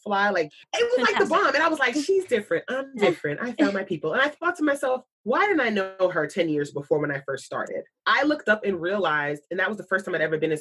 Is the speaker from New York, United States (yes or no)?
yes; New York, United States; a New Yorker